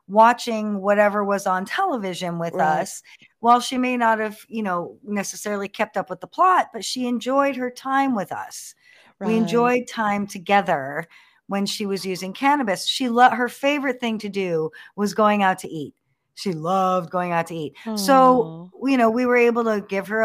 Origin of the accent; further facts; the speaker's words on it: Los Angeles, California, United States; We're from Los Angeles